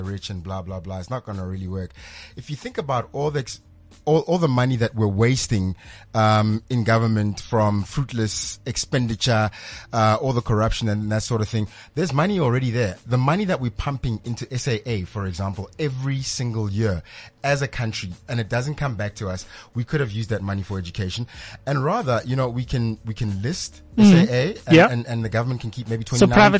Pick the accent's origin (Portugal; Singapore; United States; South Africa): South Africa; as a South African